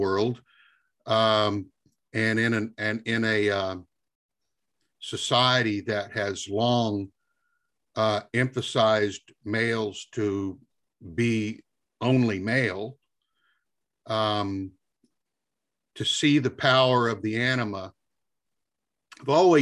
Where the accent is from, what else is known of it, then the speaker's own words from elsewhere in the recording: Deep South, United States; as a male growing up in the Deep South